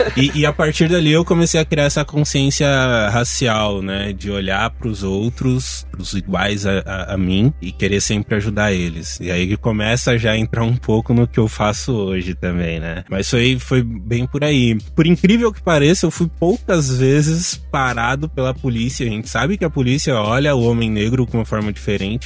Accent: Diadema, São Paulo, Brazil; eu nasci em São Paulo, mas morei a minha vida inteira em Diadema, região metropolitana daqui de São Paulo

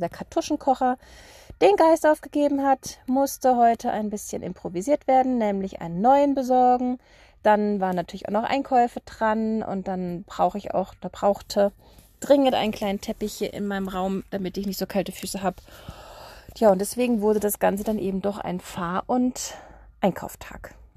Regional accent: Germany; bei uns in Deutschland

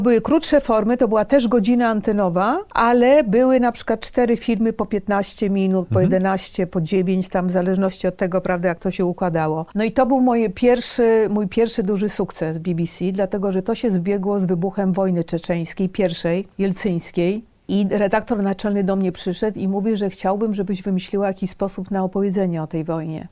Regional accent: Poland; moved away as an adult; also born or lived in London / Washington / Moscow; wyjechałam z Polski w połowie lat 80.

